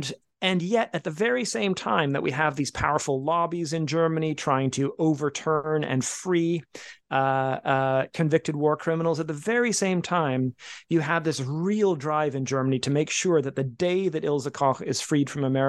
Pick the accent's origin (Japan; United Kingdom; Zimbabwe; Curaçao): United Kingdom; England; born there; also born or lived in Canada; I was born in England. My brother was born in Copenhagen. We wound up in Canada.